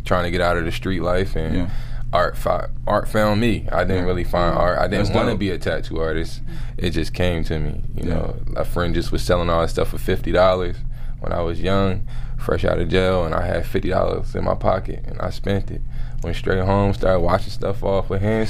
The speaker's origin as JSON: {"language": "English", "town": "Philadelphia", "region": "Pennsylvania", "country": "United States", "tie": "born or raised there", "moved": "yes", "lives_now": "Los Angeles, United States", "said": "I'm from Philadelphia, born and raised in Philadelphia"}